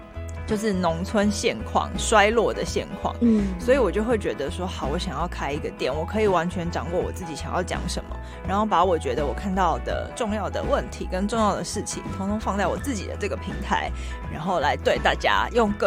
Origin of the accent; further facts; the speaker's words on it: Taipei, Taiwan; moved away as an adult; also born or lived in Miaoli; now in Hualien, Taiwan; 我是台北人。哦，我去苗栗工作，